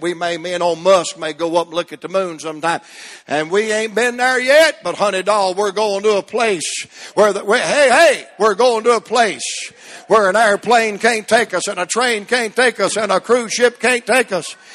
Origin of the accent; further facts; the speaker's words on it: Atlanta, Georgia, United States; I'm from Atlanta, Georgia